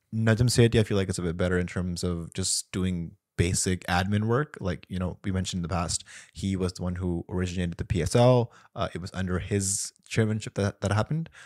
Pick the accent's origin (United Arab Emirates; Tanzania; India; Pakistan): Pakistan; as a Pakistani